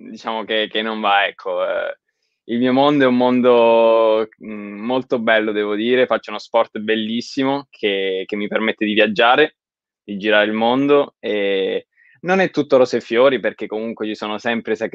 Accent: Pescara, Abruzzo, Italy; Allora, io sono originario di Pescara e la mia famiglia è di Pescara

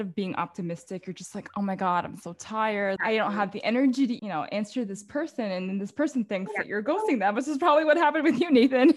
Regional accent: Philippines; now in New York, United States; being a Filipino, like our culture is very like distinct

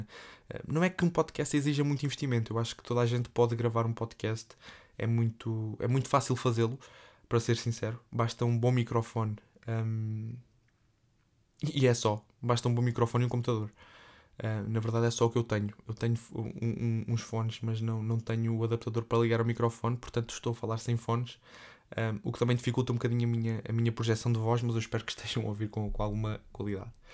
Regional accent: Évora, Alentejo, Portugal; moved away as an adult; now in Lourinhã, Portugal; sou natural de Évora, uh, vivo numa terra relativamente perto da Évora, cerca de 60 km de Évora, uma terrinha muito pequena

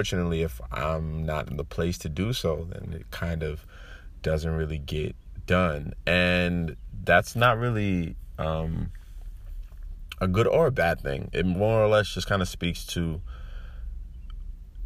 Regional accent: United States; I'm Nigerian. You know, I grew up in America.

